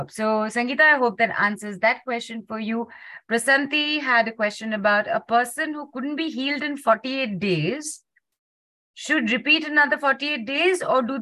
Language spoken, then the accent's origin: English; Muscat, Oman; I'm from Muscat